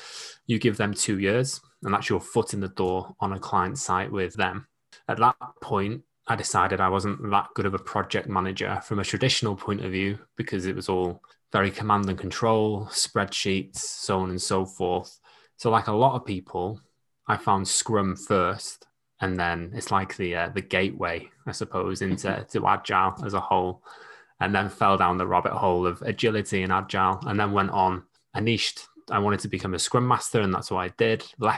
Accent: Wales, United Kingdom; So I grew up in North Wales, get called a Scouser or a Manc at least once a week. I joined the Navy at 17.

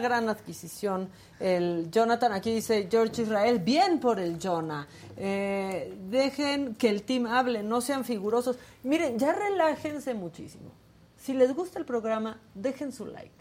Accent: Tijuana, Baja California, Mexico; moved away; estar en Tijuana, que es mi tierra

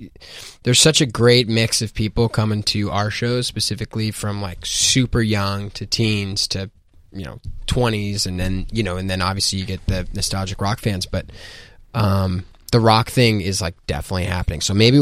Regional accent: New York City, New York, United States; Listen, I'm from New York. I love New York City.

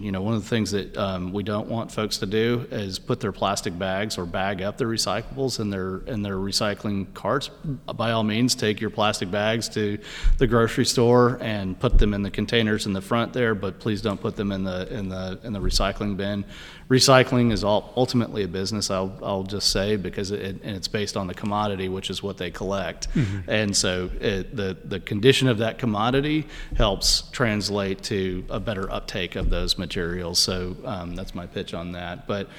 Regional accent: Houston, Texas, United States; I'm from Houston, kind of a slash and burn, no zoning and codes.

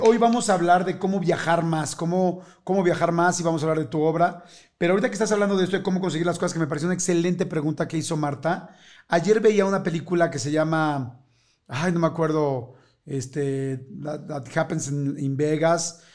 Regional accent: Mexico City, Mexico; yo soy de la Ciudad de México

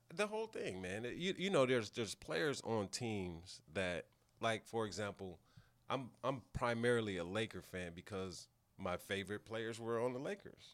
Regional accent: Pasadena, California, United States; I grew up in Pasadena. We, we don't consider ourselves L A people

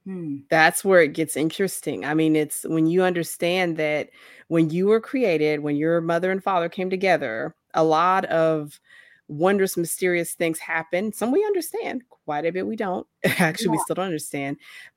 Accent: Oklahoma, United States; I'm going to be able to take more individuals beyond my home state of Oklahoma.

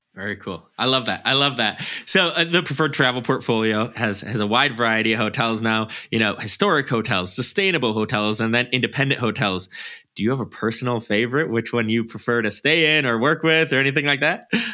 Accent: Wisconsin, United States; moved away; I'm from Wisconsin.

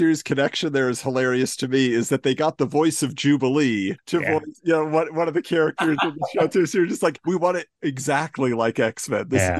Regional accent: Orange County, Southern California, United States; I grew up in Southern California too. I'm an Orange County kid.

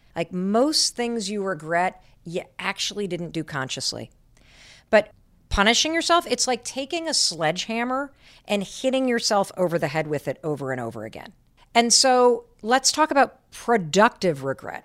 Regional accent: Michigan, United States; moved away as an adult; I grew up in Michigan and I went to Dartmouth

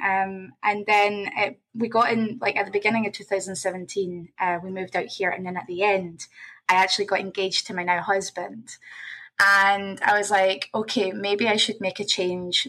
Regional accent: Scotland, United Kingdom; moved away as an adult; now in Toronto, Canada; I'm originally from Scotland. I'm um, now based in Toronto, Canada. Um, moved out here in 2017

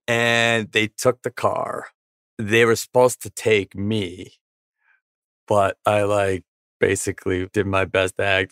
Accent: Virginia Beach, Virginia, United States; moved away as an adult; also born or lived in Wisconsin / San Diego; We moved from Virginia Beach to San Diego the day after I graduated from high school

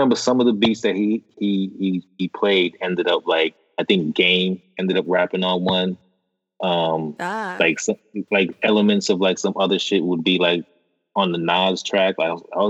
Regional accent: Boston, Massachusetts, United States; we're from Boston.

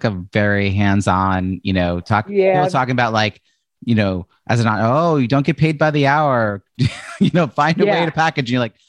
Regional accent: Long Island, New York, United States; I grew up in Long Island, suburban.

